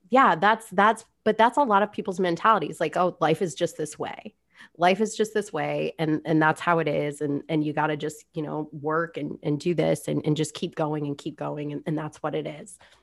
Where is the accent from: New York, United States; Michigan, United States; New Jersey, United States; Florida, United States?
Florida, United States; South; I grew up in South Florida